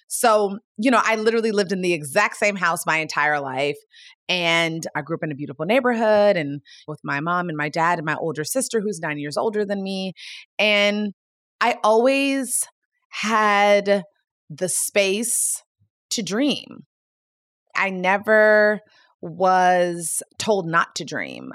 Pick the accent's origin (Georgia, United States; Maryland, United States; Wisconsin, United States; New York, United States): Maryland, United States; Gaithersburg; I grew up in the Washington, D C metropolitan area in a town called Gaithersburg, Maryland